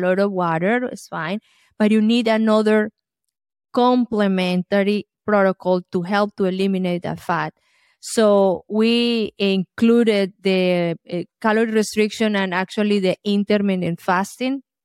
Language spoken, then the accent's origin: English; Colombia; moved away; I grew up in Colombia, South America